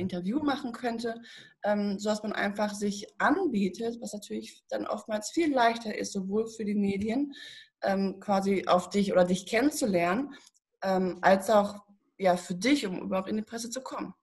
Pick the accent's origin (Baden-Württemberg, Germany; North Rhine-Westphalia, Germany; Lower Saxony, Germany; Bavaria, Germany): North Rhine-Westphalia, Germany; Paderborn; ich komme aus Paderborn, tatsächlich, Paderborner Land. Und ich habe hier in Paderborn eine Ausbildung gemacht